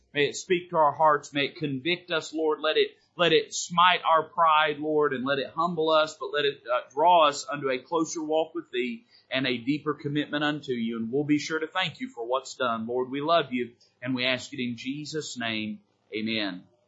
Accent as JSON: {"language": "English", "country": "United States", "said": "I'm not saying that I'm not proud to be an American"}